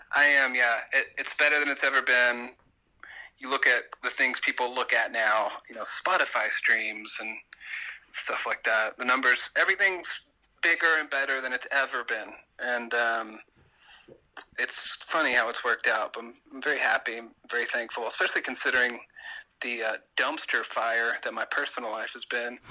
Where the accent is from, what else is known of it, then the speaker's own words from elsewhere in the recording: the South, United States; I'm from the South, and it's the way I was raised